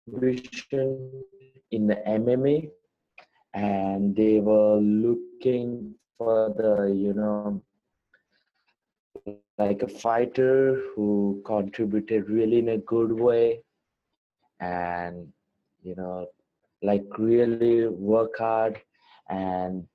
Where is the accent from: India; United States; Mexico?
India; a really good Indian fighter